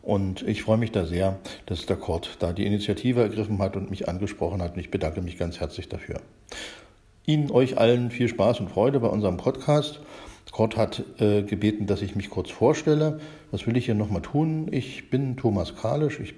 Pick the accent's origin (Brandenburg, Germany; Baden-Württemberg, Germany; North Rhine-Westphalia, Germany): Brandenburg, Germany; Lübbenau; also born or lived in Königs Wusterhausen; Äh, bin ein Kind des Spreewalds in Lübbenau geboren, dort erst in die Schule gegangen und später dann in der 8., 9., 10. Klasse dann nach Königs Wusterhausen gewechselt als Sehbehinderter.